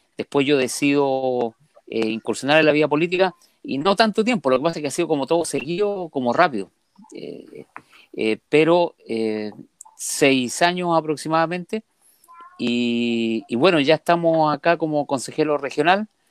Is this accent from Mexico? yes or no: no; Calama, Antofagasta, Chile; yo soy de Calama, mi, yo vengo de una familia minera